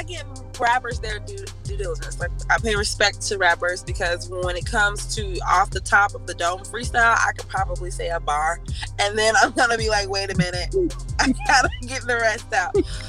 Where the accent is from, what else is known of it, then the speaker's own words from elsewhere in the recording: the South, United States; Because I'm from the South.